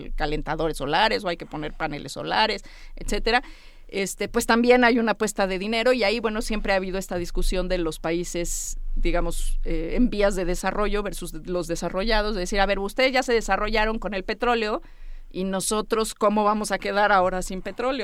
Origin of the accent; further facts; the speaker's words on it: Mexico; los 130 millones de mexicanos que vemos en este país